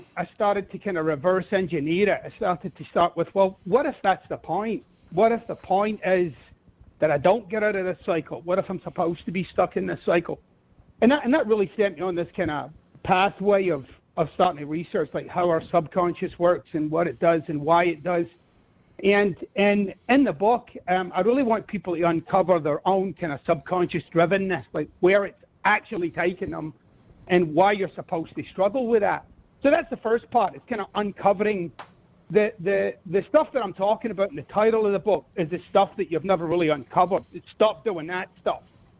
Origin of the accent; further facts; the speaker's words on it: Glasgow, Scotland, United Kingdom; Yeah, I'm from Glasgow. I never liked Ayrshire. The people are weird.